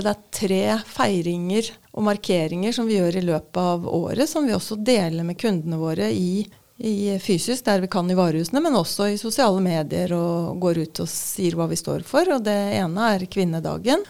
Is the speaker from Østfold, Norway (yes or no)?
yes; Moss, Østfold, Norway; accent: Østfold dialect; moved away as an adult; now in Oslo, Norway; jeg er oppvokst på mm, en gård på Jeløya utenfor Moss.